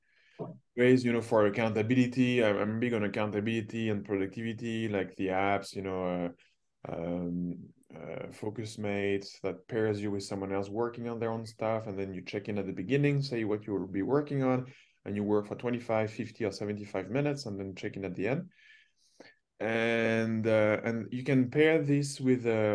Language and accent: English; France; also born or lived in Toronto; now in Ontario, Canada; I grew up with in Europe, in France